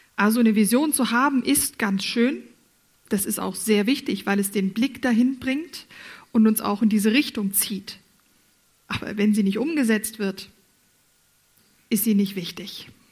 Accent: Germany; moved away as an adult; also born or lived in Furttal, Switzerland; now in Switzerland; Ich als Deutsche musste das lernen

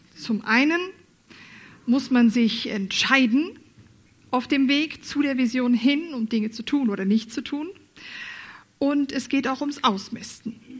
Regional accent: Germany; moved away as an adult; also born or lived in Furttal, Switzerland; now in Switzerland; Ich als Deutsche musste das lernen

